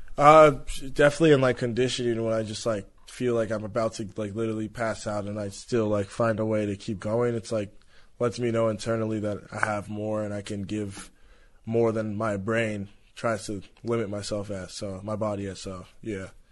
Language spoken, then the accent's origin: English; Los Angeles, California, United States; Those are the places I played a lot growing up, and the Porter Ranch Y M C A and Mason Park.